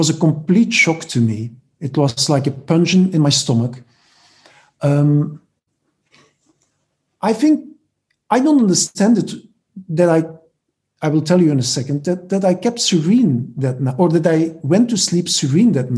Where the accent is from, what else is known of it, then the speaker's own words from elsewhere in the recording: Belgium; English is a second language; moved away as an adult; also born or lived in Barcelona, Spain / Nashville, United States; But now here in Belgium again, I'm originally from Belgium, I moved back to Belgium